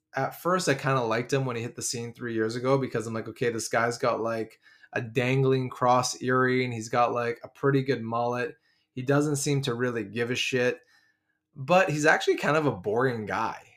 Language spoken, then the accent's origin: English; Vancouver, British Columbia, Canada; I'm from Vancouver